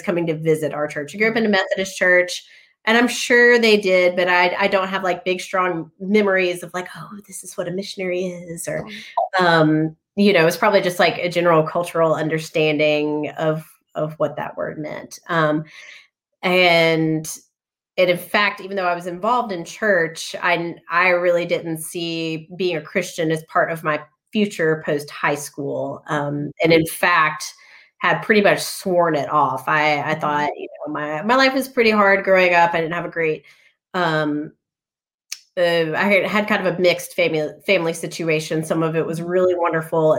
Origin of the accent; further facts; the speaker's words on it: Calhoun, Georgia, United States; also born or lived in Dalton, Georgia / Salamanca, Spain / Edinburgh, Scotland; now in Tübingen, Germany; I grew up in Northwest Georgia. So kind of between two towns, the town that my parents lived in and I went to school in is called Calhoun.